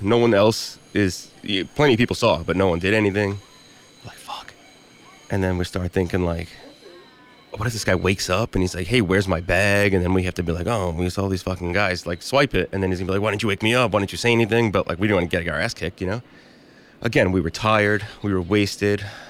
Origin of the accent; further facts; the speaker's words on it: New York City, New York, United States; also born or lived in Battery Park City, Manhattan; I'm from Bensonhurst, Brooklyn. Um, so I've lived here my whole life